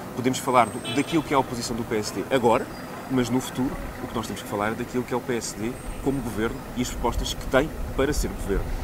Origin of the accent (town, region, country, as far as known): Portugal